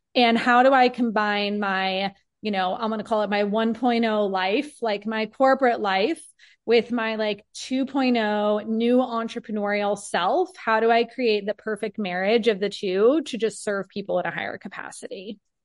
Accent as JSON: {"language": "English", "town": "Peoria", "region": "Arizona", "country": "United States", "tie": "born or raised there", "said": "I have been born and raised in Peoria, which is a city that I still live in now"}